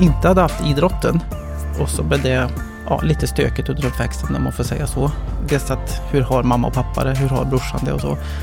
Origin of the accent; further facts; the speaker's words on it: Molkom, Värmland, Sweden; also born or lived in Stockholm; uppväxt i, i Värmland, eh, i skogen, eh, utanför Molkom